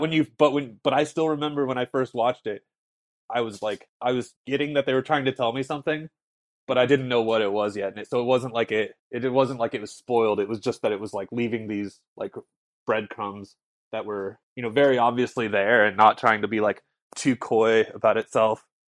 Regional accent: Morro Bay, California, United States; I grew up in Morro Bay

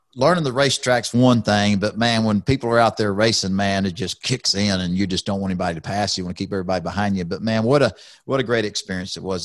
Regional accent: Houston, Texas, United States; being a Texan, being from Houston, Texas, I, I'm Texas proud, I'm Houston proud

